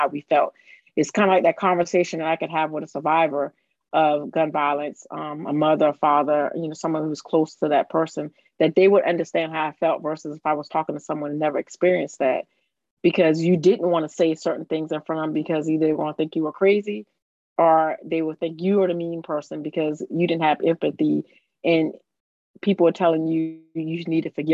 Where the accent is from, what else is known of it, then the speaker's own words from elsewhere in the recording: Summerville, South Carolina, United States; I'm from Somerville, South Carolina, right outside of Charleston, South Carolina.